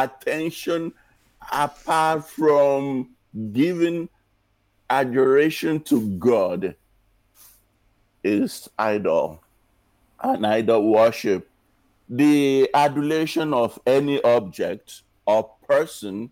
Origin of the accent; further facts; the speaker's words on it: Nigeria; now in United States; when I was growing up in Nigeria